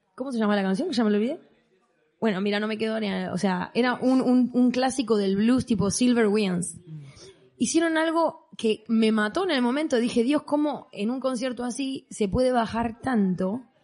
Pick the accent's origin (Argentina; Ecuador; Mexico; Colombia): Argentina; now in Mallorca, Spain; creciendo en Argentina